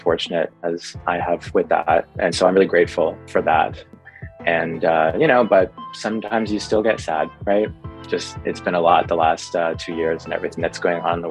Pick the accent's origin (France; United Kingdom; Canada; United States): Canada; Vancouver, British Columbia; moved away as an adult; now in Toronto, Canada; I live in Toronto. I'm based out of downtown Toronto, but I'm originally from Vancouver